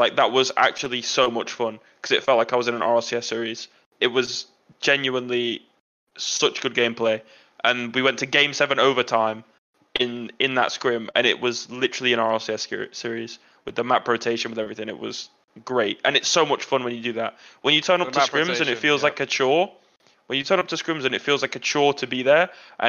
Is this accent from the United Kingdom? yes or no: yes; England, United Kingdom; I'm English